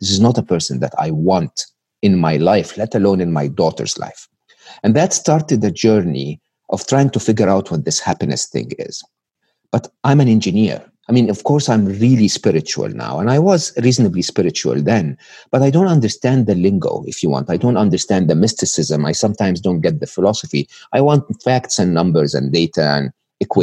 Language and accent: English; Egypt; English is a second language; moved away; I was born and raised in Egypt